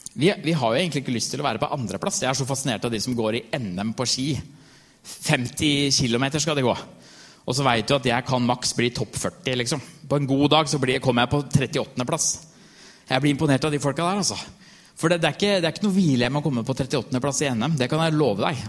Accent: Norway; jeg er norsk

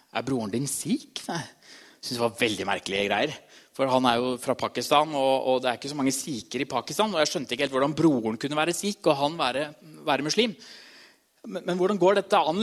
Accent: Trysil, Innlandet, Norway; moved away; Jeg kommer fra Trysil

